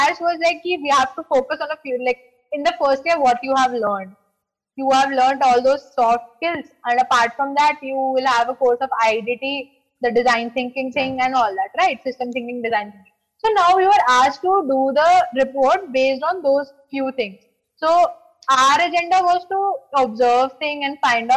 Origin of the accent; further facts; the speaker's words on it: Delhi, India; I was in Delhi because I am from Delhi